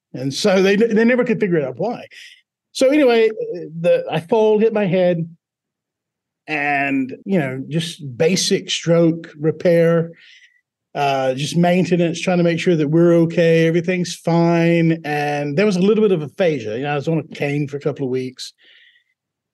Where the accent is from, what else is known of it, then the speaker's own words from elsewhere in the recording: Buzzard Roost, Mississippi, United States; accent: Southern drawl; Now, when I'm talking to the first one, it's a deep Southern drawl. I grew up in Buzzard Roost, Mississippi.